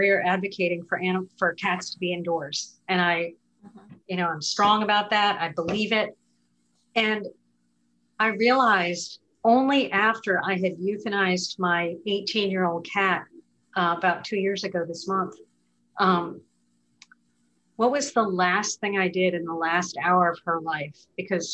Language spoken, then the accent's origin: English; New Hampshire, United States; I grew up in New Hampshire